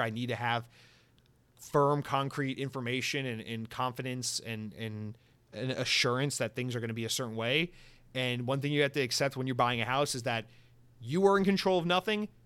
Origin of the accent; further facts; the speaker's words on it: the South, United States; now in Florida, United States; I'm, I'm from the South